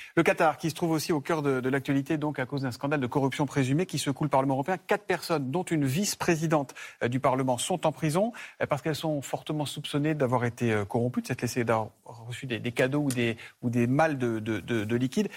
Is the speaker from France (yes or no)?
yes; France; chez nous en France